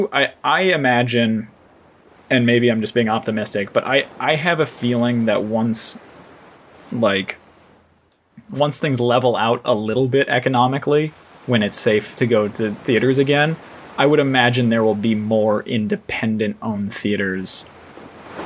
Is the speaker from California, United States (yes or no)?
yes; Simi Valley, California, United States; I grew up in Simi Valley